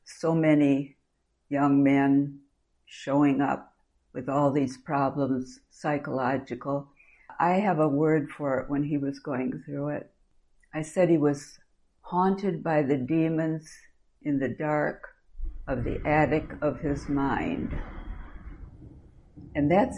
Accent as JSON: {"language": "English", "town": "Neillsville", "region": "Wisconsin", "country": "United States", "tie": "born or raised there", "moved": "yes", "lives_now": "Beaufort, South Carolina, United States", "said": "I was born and raised here in Neillsville on East 9th Street"}